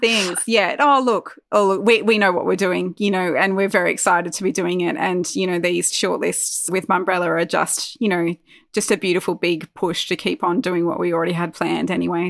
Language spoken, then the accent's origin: English; Armidale, New South Wales, Australia; also born or lived in Newcastle, Australia; we moved from Newcastle to Armidale, which was I think was four years ago now